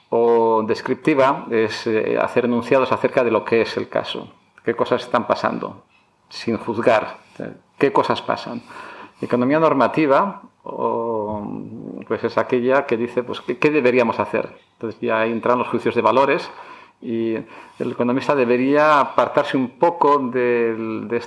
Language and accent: Spanish; Barakaldo, Basque Country, Spain; born there; also born or lived in United States; now in Madrid, Spain; Soy nacido en Baracaldo, vasco de padres gallegos, padres inmigrantes.